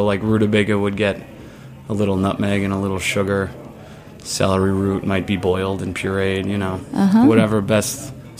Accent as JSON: {"language": "English", "town": "Larchmont", "region": "New York", "country": "United States", "tie": "born or raised there", "said": "I grew up in Westchester, just outside of the city."}